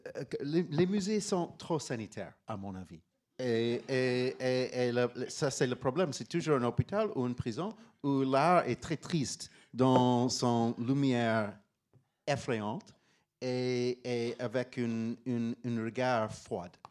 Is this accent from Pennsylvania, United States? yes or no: yes; Pittsburgh, Pennsylvania, United States; French is a second language; moved away as an adult; also born or lived in Paris; j'ai grandi à Pittsburgh, Pennsylvania